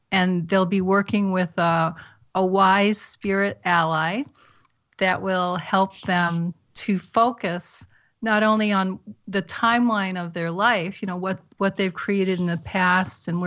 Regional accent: New England, United States; moved away; I'm from New England originally

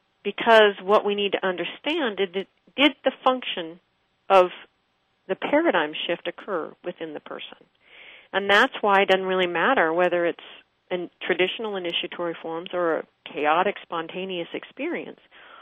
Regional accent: Pittsburgh, Pennsylvania, United States; I was a kid from Pittsburgh, Pennsylvania, and I didn't know a thing about ships or fishing.

